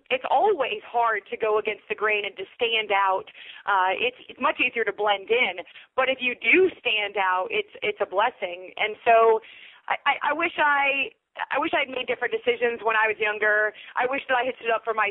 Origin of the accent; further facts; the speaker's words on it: United States; as Americans